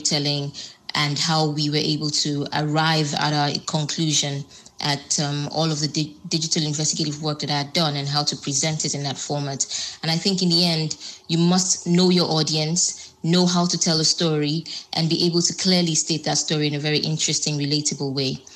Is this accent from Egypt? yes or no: no; Nigeria; also born or lived in Lagos; I am Nigerian and I live in Lagos